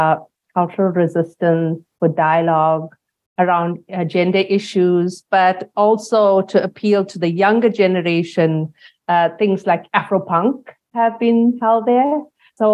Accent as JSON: {"language": "English", "country": "South Africa", "said": "I am South African"}